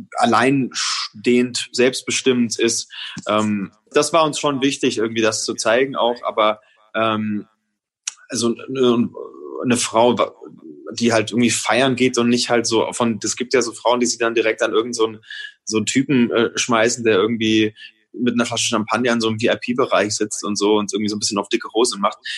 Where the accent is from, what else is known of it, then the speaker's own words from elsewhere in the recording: Franconia, Bavaria, Germany; für mich als Franke